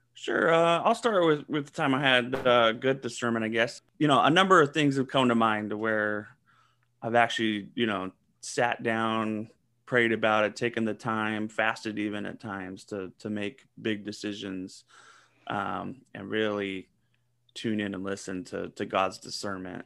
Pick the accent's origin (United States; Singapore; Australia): United States; Southern California; also born or lived in Seattle; now in Atlanta, United States; I grew up in Southern California